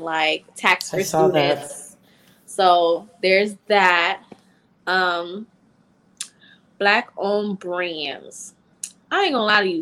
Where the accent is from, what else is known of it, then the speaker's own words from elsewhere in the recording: South Florida, United States; I'm also from South Florida.